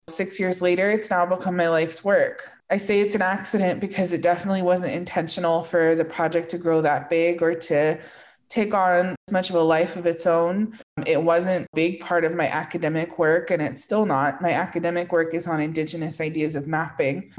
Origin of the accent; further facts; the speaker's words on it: Northern California, United States; moved away as an adult; also born or lived in southern Arizona; now in Arizona, United States; I grew up in Northern California in a kind of rural area along the coast just south of Oregon.